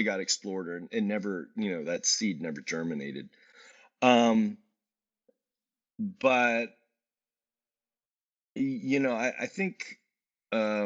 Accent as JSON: {"language": "English", "region": "Virginia", "country": "United States", "tie": "born or raised there", "also_born_or_lived": "Washington, D.C.", "said": "growing up in Virginia"}